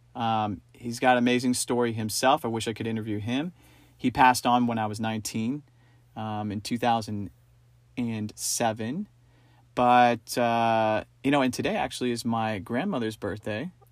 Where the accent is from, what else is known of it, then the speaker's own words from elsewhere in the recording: East Coast, United States; moved away; also born or lived in New York; growing up on the East Coast